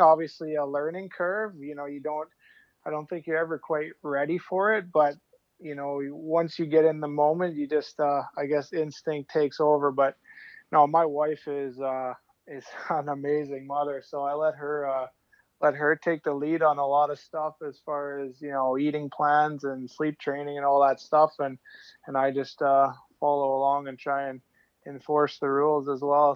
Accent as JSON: {"language": "English", "area": "outside Calgary", "region": "Alberta", "country": "Canada", "tie": "born or raised there", "said": "grew up outside Calgary"}